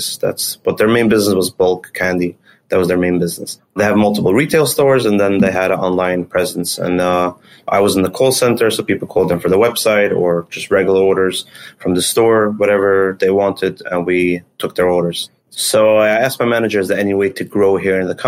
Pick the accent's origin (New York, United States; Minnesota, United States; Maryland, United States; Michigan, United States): New York, United States; Monsey; also born or lived in Israel; So I grew up in an area called Muncie, New York. It's in Rockland County.